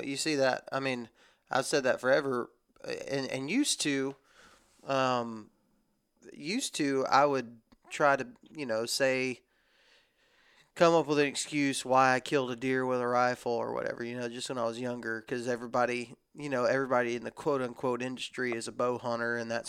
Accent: Texas, United States; now in Alabama, United States; This is just how I was raised in the South. I was raised in Texas, and our rifle season is long. And then I moved to Alabama.

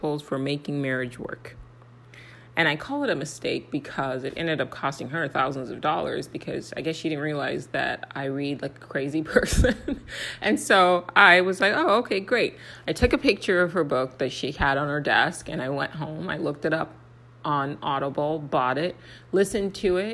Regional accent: Nigeria; I'm also Nigerian.

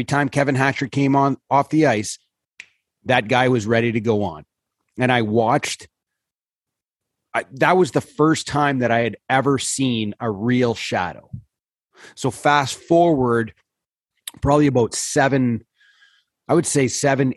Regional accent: North Bay, Ontario, Canada; I was in North Bay, my hometown

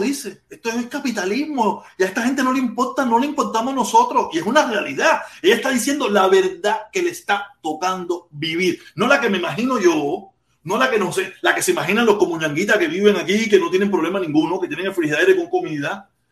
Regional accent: Cuba; moved away; yo quiero estar en mi país

